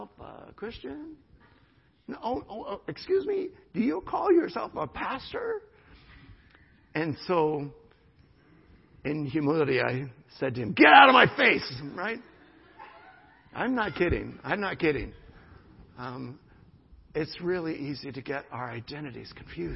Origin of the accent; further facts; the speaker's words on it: United States; I am an American, my nationality